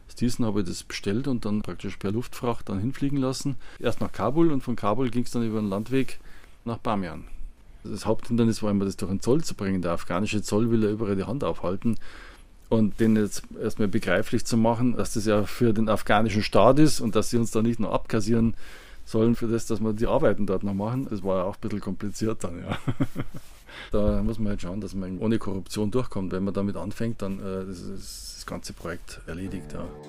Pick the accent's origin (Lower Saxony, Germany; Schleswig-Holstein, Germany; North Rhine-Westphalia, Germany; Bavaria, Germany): Bavaria, Germany; Landsberg am Lech; Ich bin aus Landsberg